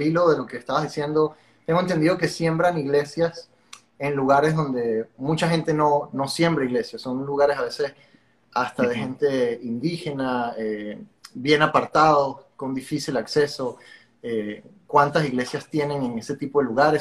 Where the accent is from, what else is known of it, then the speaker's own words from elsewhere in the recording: Venezuela; moved away as an adult; now in Miami, United States; aunque vivo en Miami, no sé si te lo había comentado, me mudé fue hace tres, casi cuatro años, soy de Venezuela